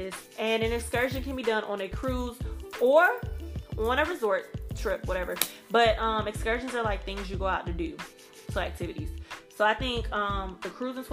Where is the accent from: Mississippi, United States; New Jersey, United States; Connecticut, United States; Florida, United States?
Mississippi, United States; Gulfport; also born or lived in New Orleans, Louisiana; I'm from Gulfport, Mississippi, which is an hour from New Orleans